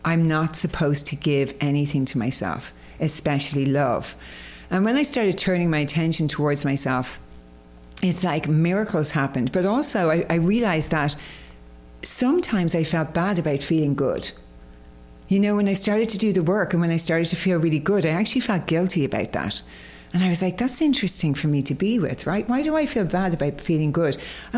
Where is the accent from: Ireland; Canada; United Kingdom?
Ireland; I was brought up in Ireland, as you can probably hear by the accent